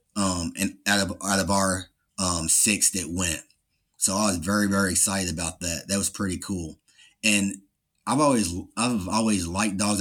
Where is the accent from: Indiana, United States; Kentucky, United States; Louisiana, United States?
Kentucky, United States; Louisville; I grew up in Louisville, Kentucky